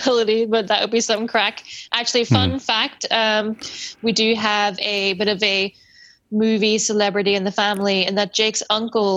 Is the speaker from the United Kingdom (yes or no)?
yes; Northern Ireland, United Kingdom